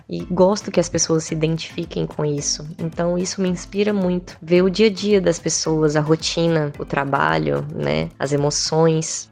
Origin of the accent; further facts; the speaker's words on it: Espírito Santo, Brazil; also born or lived in Imperatriz, Maranhão; eu nasci em Imperatriz, no Maranhão, mas eu sempre morei aqui no Espírito Santo